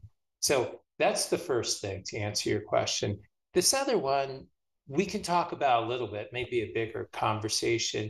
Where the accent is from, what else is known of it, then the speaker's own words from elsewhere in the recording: California, United States; moved away as an adult; now in Philadelphia, United States; I'm from California. I grew up there until about my mid-20s.